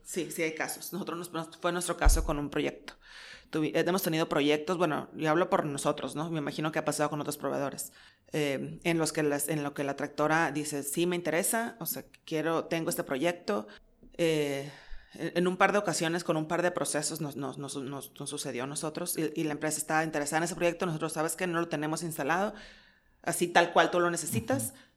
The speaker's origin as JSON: {"language": "Spanish", "country": "Mexico", "said": "somos mexicanos"}